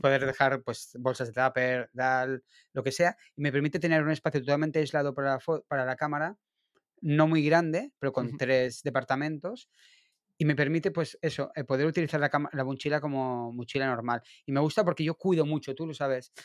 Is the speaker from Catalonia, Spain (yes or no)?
yes; Barcelona, Catalonia, Spain; el barrio de Gracia, en Barcelona, por la calle, que es un sitio que voy mucho a hacer fotos de calle porque me encanta, aparte que es mi barrio natal